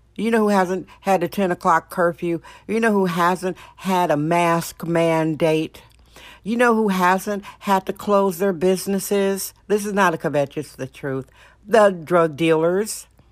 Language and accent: English; Wisconsin, United States; now in San Francisco, United States; My home state, Wisconsin, Wisconsin